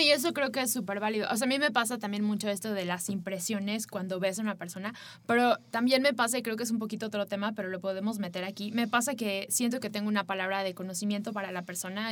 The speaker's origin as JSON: {"language": "Spanish", "country": "Mexico", "said": "para nosotros como mexicanos"}